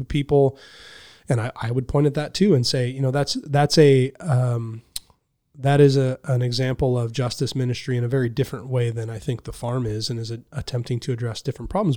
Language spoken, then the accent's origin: English; Anderson, United States; moved away as an adult; also born or lived in Reading; now in Buffalo, United States; I grew up in Anderson.